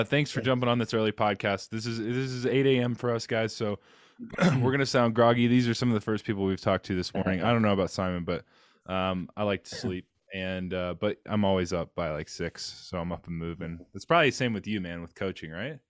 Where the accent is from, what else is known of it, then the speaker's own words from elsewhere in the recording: South Carolina, United States; moved away as an adult; now in Colorado Springs, United States; I'm from South Carolina.